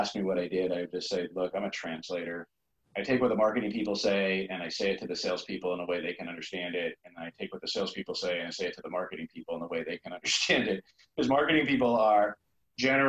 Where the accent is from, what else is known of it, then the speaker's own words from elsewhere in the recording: Southern California, United States; moved away as an adult; also born or lived in New Jersey; I grew up in Southern California